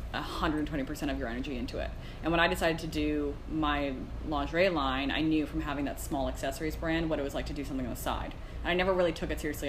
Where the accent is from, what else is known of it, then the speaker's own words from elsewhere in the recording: Arnprior, Ontario, Canada; I grew up in a small town, so I'm not from Toronto